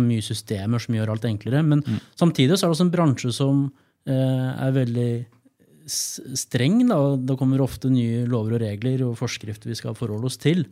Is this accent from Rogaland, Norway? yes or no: no; Gjøvik, Innlandet, Norway; moved away as an adult; also born or lived in Trondheim; tilbake til hjembyen min.